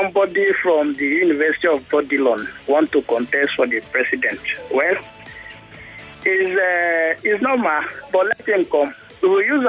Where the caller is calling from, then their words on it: Ajegunle, Lagos, Nigeria; I'm calling you from Ajegunle.